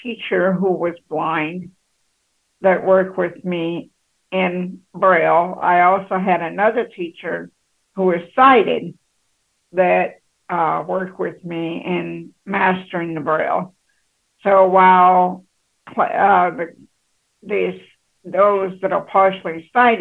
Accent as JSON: {"language": "English", "town": "Shreveport", "region": "Louisiana", "country": "United States", "tie": "born or raised there", "said": "I grew up in Louisiana, in Shreveport, Louisiana. That was where I was born and raised in 1962, in December"}